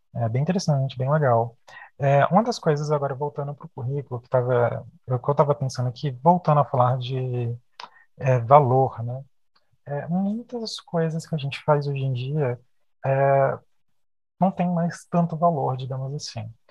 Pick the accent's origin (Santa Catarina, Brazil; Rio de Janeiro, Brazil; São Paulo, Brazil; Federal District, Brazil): Federal District, Brazil; Brasília; a gente é aqui de Brasília, né? A gente mora e estuda aqui em Brasília